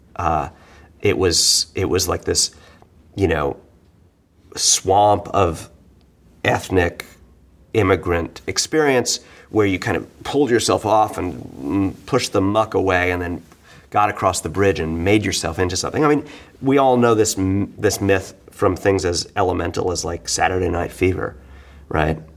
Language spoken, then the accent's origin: English; New York, United States; being a New Yorker, you know, being a bohemian, uh, growing up, you know, well, not religiously Jewish, but in kind of the cultural Jewish hmm. stuff of New York